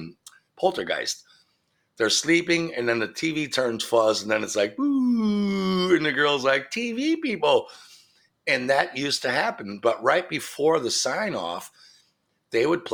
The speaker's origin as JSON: {"language": "English", "region": "Midwest", "country": "United States", "tie": "born or raised there", "said": "I grew up in the Midwest"}